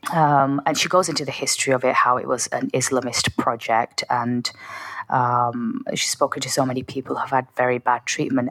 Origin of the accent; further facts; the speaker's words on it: Oldham, North West England, United Kingdom; my hometown